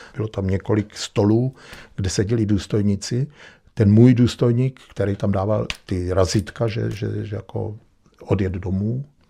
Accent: Czechia; moved away as an adult; also born or lived in Vienna, Austria; now in Weinviertel, Austria; jsme Češi

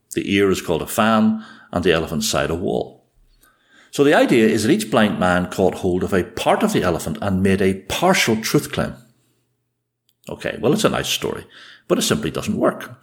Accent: Ulster, Northern Ireland, United Kingdom; accent: Ulster; the speech of an Ulsterman

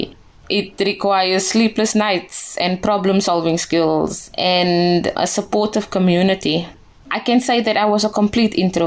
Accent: South Africa; I was also chosen as a South African ambassador to the Samsung head office in Seoul in South Korea

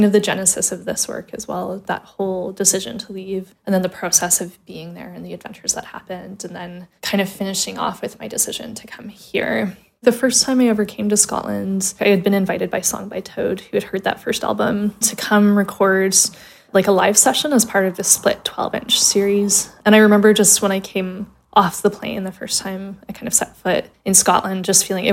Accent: Calgary, Alberta, Canada; moved away as an adult; now in Glasgow, United Kingdom; I was born and raised in Calgary, Alberta, Canada

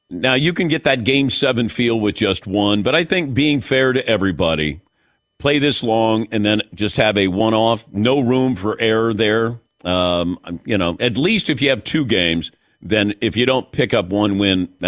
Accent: Chicago, Illinois, United States; Being a Chicagoan

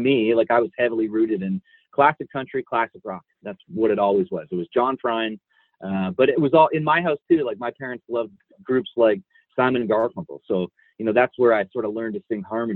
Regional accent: Niagara Falls, Ontario, Canada; I grew up in Niagara Falls.

